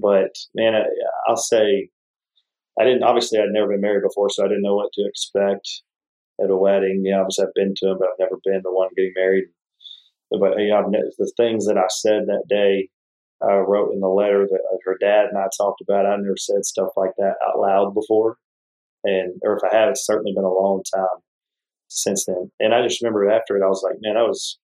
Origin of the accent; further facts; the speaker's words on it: Texas, United States; moved away; being from Texas